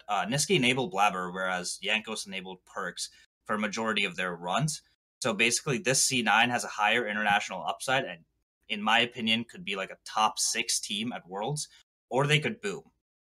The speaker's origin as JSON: {"language": "English", "town": "King of Prussia", "region": "Pennsylvania", "country": "United States", "said": "Hey, I'm from King of Prussia, Pennsylvania."}